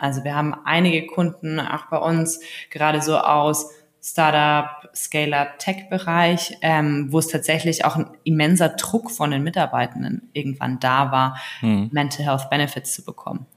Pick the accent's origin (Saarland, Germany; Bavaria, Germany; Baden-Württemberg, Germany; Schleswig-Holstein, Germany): Bavaria, Germany; Allgäu; now in Berlin, Germany; Ich komme ursprünglich aus dem Allgäu, also ganz aus dem Süden, relativ ländlich aufgewachsen, kleines Dorf.